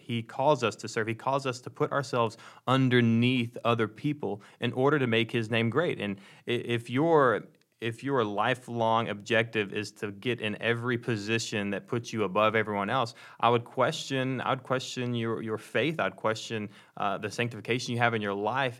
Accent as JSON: {"language": "English", "town": "Ladonia", "region": "Texas", "country": "United States", "said": "I'm from Dallas, but I'm from way outside of Dallas"}